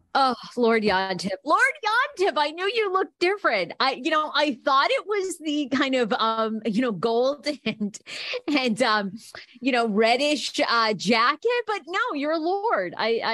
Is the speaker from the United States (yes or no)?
no; Scotland, United Kingdom; I am Scottish.